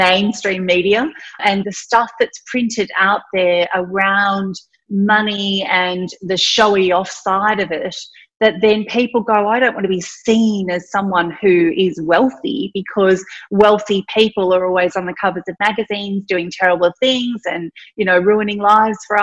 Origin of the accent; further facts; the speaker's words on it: country Victoria, Australia; also born or lived in Thailand; I'm Indian. I was born in Thailand, but at the age of 4, I grew up in country Victoria